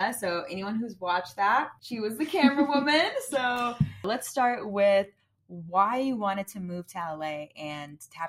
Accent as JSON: {"language": "English", "country": "Austria", "said": "where are you from? And I was like, Austria."}